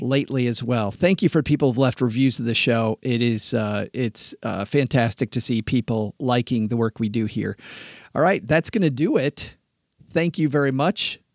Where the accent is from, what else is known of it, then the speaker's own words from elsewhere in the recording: West Michigan, United States; I grew up in West Michigan farm country.